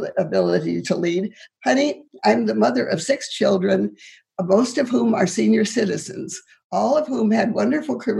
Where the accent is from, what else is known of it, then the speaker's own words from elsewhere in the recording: Moreland, Montana, United States; moved away; I grew up in Moreland, Montana, which is under Libby Dam now.